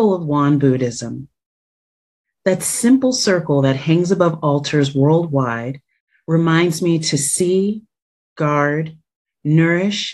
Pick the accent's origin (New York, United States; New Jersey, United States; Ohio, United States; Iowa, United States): New Jersey, United States; born or raised there; moved away as an adult; now in Washington, D.C., United States